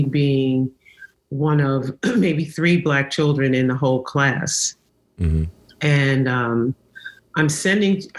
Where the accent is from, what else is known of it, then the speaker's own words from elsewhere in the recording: New Rochelle, New York, United States; I grew up in the suburbs, New Rochelle